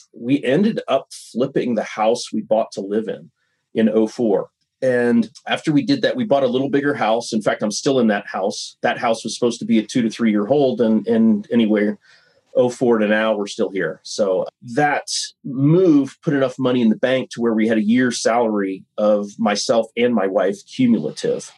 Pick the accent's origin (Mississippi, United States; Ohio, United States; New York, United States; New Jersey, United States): Ohio, United States; moved away as an adult; also born or lived in Montana; I grew up in Ohio got a business degree